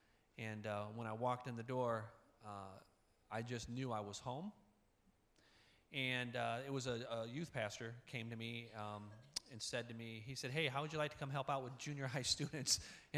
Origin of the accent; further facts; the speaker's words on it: Indiana, United States; I grew up in Northwest Indiana. I graduated from Hobart.